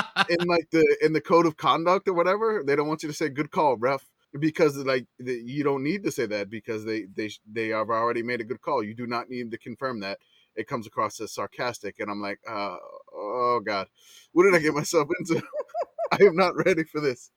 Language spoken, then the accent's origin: English; New Orleans, Louisiana, United States; now in San Antonio, United States; I grew up in New Orleans